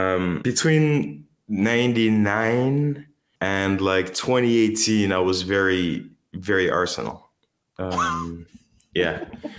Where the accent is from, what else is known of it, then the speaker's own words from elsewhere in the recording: Windsor, Ontario, Canada; moved away as an adult; also born or lived in Detroit, Michigan; now in Algeria; I grew up in Windsor, Ontario. So from the age of 2 to 24, 25, and just about until I finished university. That's where I grew up. And yeah, and then I moved to Algeria.